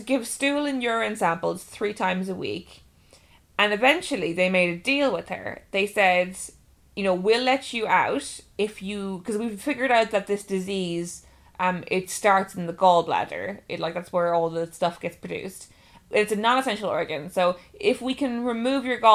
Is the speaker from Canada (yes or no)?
no; Ireland; she's Irish and I'm Irish